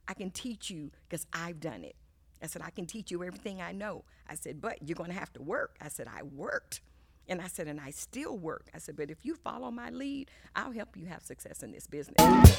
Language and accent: English; Hampton, Virginia, United States; born there; also born or lived in Germany / Italy / Japan / Key West, Florida; I was born in Hampton, Virginia, and then we lived overseas a good portion of my formative years. We lived in Germany for 3 years. We lived in Italy for 4 years.